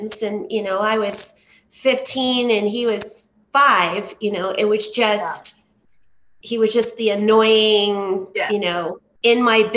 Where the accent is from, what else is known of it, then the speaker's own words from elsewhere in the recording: Southern California, United States; I grew up in Southern California